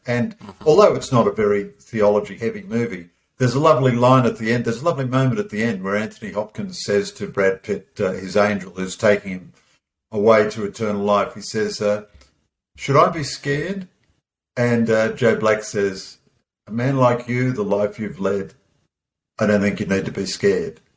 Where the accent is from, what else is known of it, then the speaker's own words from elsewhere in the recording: Australia; as an Aussie bloke